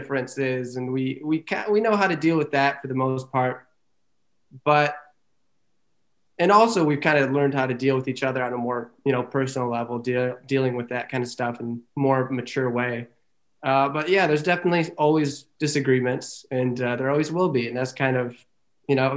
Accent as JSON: {"language": "English", "town": "Frankenmuth", "region": "Michigan", "country": "United States", "tie": "born or raised there", "said": "it all started in, you know, humble little Frankenmuth"}